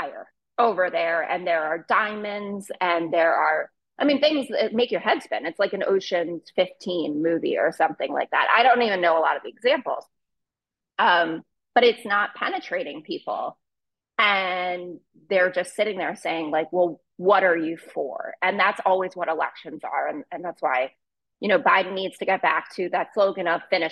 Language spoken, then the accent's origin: English; New York, United States; as a New Yorker